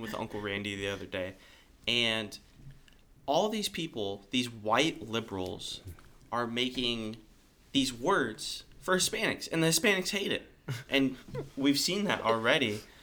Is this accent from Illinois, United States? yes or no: no; California, United States; I am from California